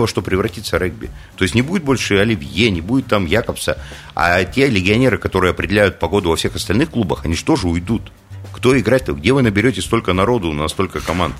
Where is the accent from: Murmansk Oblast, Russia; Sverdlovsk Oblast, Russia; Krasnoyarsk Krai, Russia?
Krasnoyarsk Krai, Russia; Krasnoyarsk; я даже как красноярец